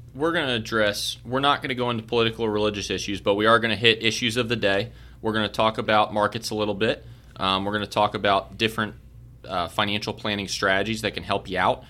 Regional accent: Baltimore, Maryland, United States; moved away as an adult; also born or lived in Kentucky; I was born and raised in Baltimore, Maryland

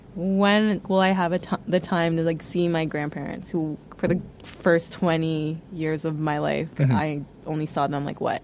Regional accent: Hamilton, Ontario, Canada; moved away as an adult; also born or lived in Kingston / Honduras; now in Vietnam; when I moved from Hamilton to Kingston, that was hard because I had spent my whole entire life in my undergrad with my family. Moving to a different city 3 hours away

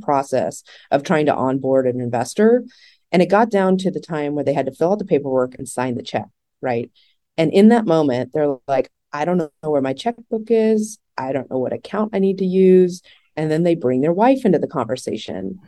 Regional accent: Texas, United States; I'm from Texas

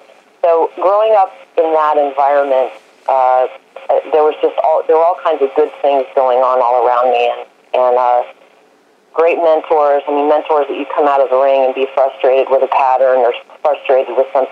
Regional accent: Colorado, United States; growing up in Colorado as a youth kid showing quarter horse.

